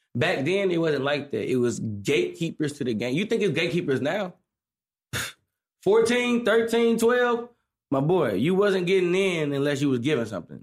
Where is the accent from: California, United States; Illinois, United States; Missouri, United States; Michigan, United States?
Missouri, United States; St. Louis; I'm from Saint Louis, Missouri.